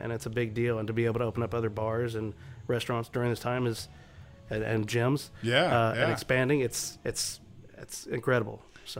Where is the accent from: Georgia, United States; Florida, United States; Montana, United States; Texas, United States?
Texas, United States; The Woodlands; This is where I grew up. I grew up in the Woodlands, so to be able to have Papa's, which is such a staple in this area